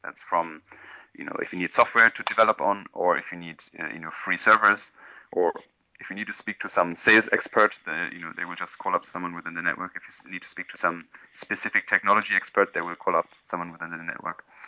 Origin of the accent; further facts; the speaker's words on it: Berlin, Germany; moved away as an adult; also born or lived in London / India; I'm originally from Berlin.